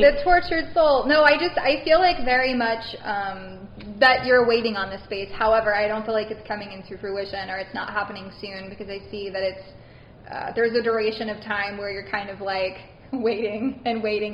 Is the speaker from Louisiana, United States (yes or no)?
yes; Baton Rouge, Louisiana, United States; Originally, yes, I'm from Baton Rouge, Louisiana.